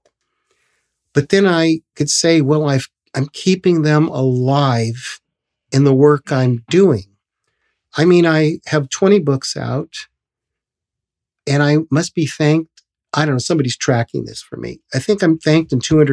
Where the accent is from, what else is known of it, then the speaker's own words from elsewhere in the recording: Los Angeles, California, United States; I'm from Hollywood, but you see, I didn't have to reinvent myself in Hollywood. I didn't come to Hollywood to make it. I'm born in Hollywood.